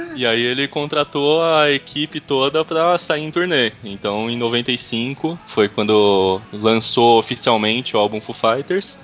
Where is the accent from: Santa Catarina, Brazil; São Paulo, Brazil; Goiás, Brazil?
São Paulo, Brazil; sou de São Paulo.